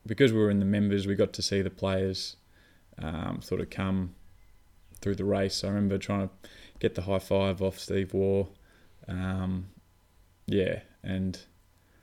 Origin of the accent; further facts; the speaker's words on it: Mount Martha, Victoria, Australia; we grew up in Mount Martha